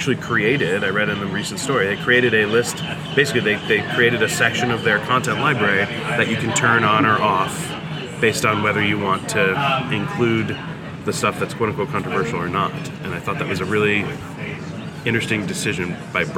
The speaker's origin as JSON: {"language": "English", "region": "New York", "country": "United States", "said": "I'm from New York. Usually, we come here in April when it's terrible back home"}